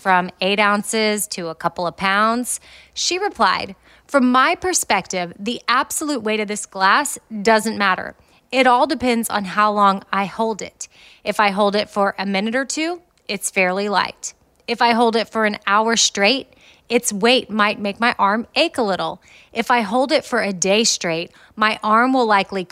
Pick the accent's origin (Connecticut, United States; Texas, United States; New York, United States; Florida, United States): Texas, United States; Austin; moved away as an adult; now in Nashville, United States; that's where Christy and I grew up.